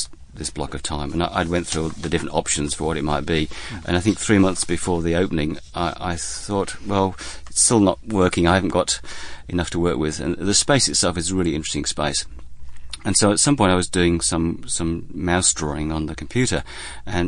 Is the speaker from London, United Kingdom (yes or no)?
no; Lincolnshire, East Midlands, United Kingdom; now in Melbourne, Australia; I come from Lincolnshire on the east coast of England